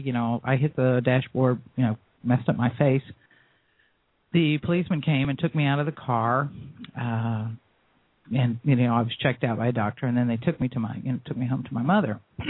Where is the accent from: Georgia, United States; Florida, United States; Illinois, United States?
Florida, United States; I was born and raised in Florida. We moved to Jacksonville